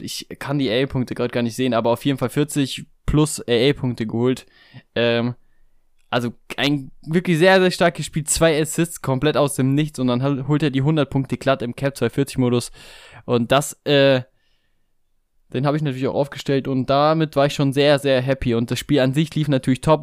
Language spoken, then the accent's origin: German; Stuttgart, Baden-Württemberg, Germany; hier quasi meine Heimatstadt, der VfB Stuttgart